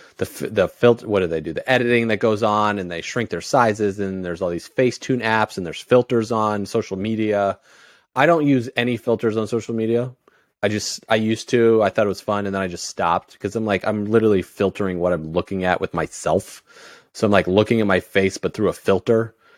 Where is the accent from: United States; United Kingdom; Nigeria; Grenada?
United States; Indiana; now in Miami, United States; I grew up in Indiana.